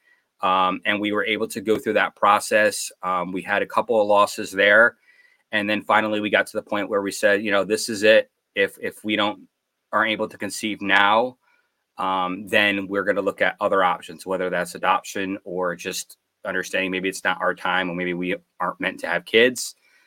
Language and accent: English; Connecticut, United States; I'm originally here from Connecticut. I grew up here